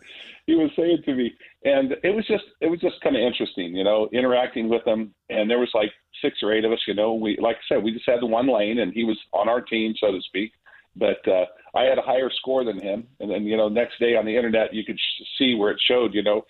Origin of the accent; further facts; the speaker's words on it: Sacramento, California, United States; now in San Diego, United States; I am a native Sacramentan